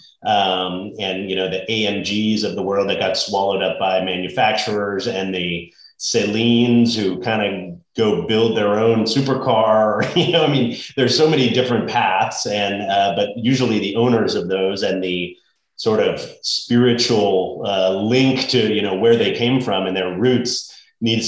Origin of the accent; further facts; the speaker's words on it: Bay Area, California, United States; I grew up in the Bay Area